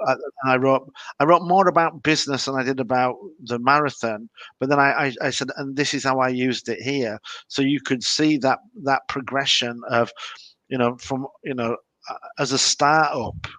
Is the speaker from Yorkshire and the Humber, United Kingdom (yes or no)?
yes; Leeds, Yorkshire and the Humber, United Kingdom; I'm from Leeds. We hate Manchester United.